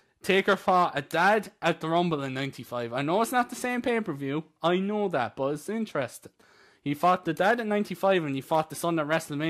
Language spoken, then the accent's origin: English; Ireland; But you see, the thing is, as Irish... We don't really watch American football.